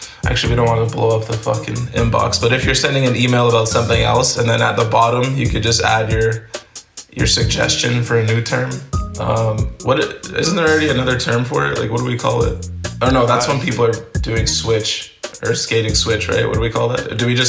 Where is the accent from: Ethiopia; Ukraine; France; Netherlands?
Netherlands; Amsterdam, North Holland; born there; My dad's from Cameroon, and I was born in Holland, in Amsterdam.